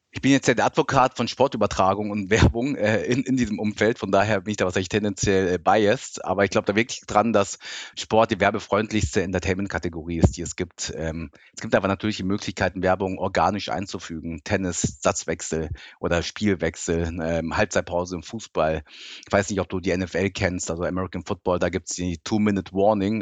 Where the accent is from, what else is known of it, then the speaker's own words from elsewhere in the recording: suburb of Frankfurt, Hesse, Germany; German is a second language; also born or lived in Tokyo, Japan; als ich acht war, wollte mein Papa dann doch wieder zurück nach Deutschland und dann sind wir aus wirklich mitten Tokio, sind wir dann in den Vorort von Frankfurt gezogen, also richtig hessische Provinz und ja, und habe da dann Deutsch gelernt